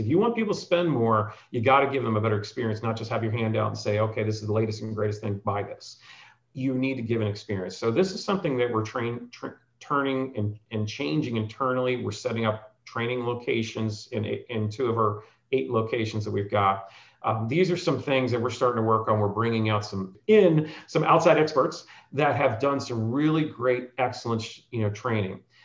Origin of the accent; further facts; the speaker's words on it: New Jersey, United States; moved away; I grew up in New Jersey